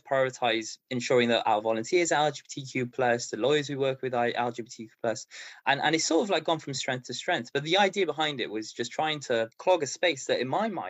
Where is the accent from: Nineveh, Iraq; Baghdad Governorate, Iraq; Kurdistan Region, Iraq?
Baghdad Governorate, Iraq; Baghdad; now in Cardiff, United Kingdom; I was born in Baghdad in Iraq